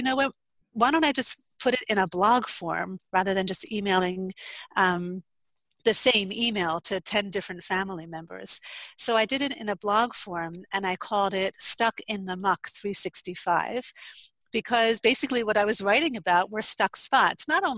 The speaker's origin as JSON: {"language": "English", "region": "New Jersey", "country": "United States", "moved": "as an adult", "lives_now": "Israel", "said": "I am originally from New Jersey. I moved to Israel in 2009. I live in northern Israel on a very small kibbutz"}